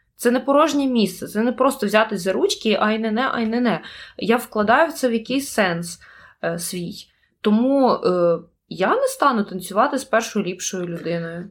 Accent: Kyiv, Ukraine; я з України

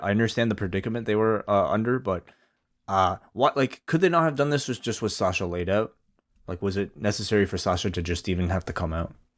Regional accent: Canada; as a Canadian, uh, non-black Canadian

